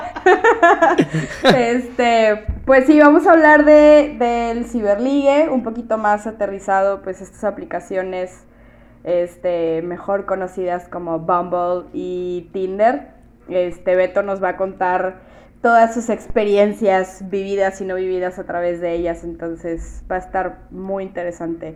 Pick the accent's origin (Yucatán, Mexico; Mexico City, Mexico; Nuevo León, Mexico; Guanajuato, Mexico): Nuevo León, Mexico; Monterrey; yo vivo en Monterrey, yo soy de Monterrey